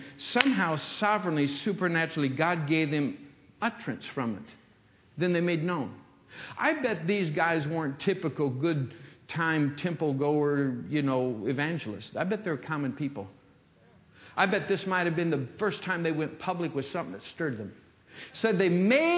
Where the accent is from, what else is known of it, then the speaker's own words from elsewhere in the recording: Michigan, United States; When I was a young kid growing up in Michigan